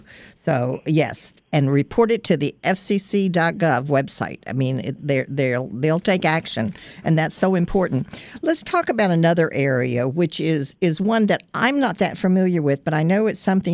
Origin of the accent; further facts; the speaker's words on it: Virginia, United States; I come from a small town in the mountains down in Virginia